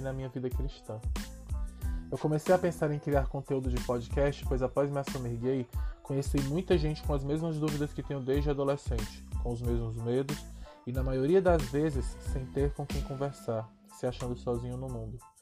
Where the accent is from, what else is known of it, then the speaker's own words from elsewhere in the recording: Ceará, Brazil; also born or lived in Caucaia, Ceará; nascido e criado no Ceará